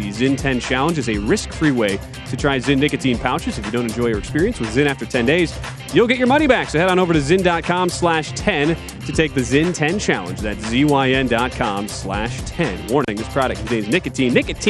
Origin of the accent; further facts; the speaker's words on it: Wisconsin, United States; I'm from Wisconsin. We can do our Wisconsin-Canadian duo accents here.